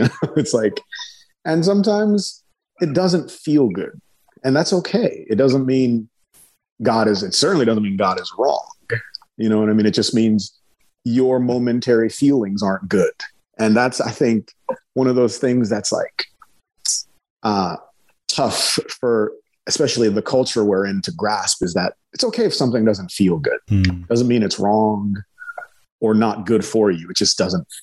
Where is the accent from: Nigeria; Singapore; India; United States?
Nigeria; I'm from Nigeria. Nigeria is a majority Muslim country. My uncles and cousins are Muslims or other. Being around people with other beliefs was normal for me.